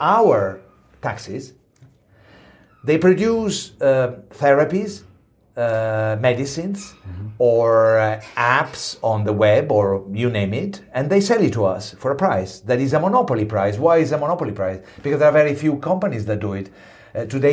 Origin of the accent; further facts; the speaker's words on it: Italy; Italy, I come from Italy